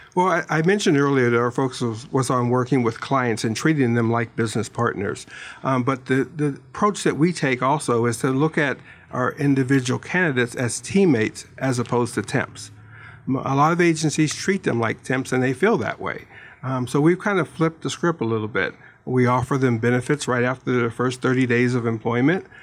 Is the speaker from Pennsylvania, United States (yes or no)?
yes; Pittsburgh, Pennsylvania, United States; now in Tucson, United States; I'm from Pittsburgh